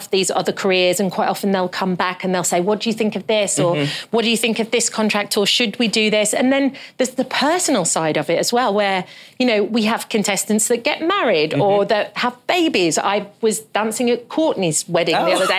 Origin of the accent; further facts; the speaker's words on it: London, United Kingdom; moved away as an adult; now in United States; coming from London